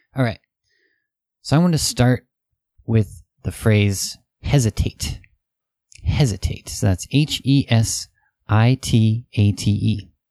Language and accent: English; United States; Western people, especially American people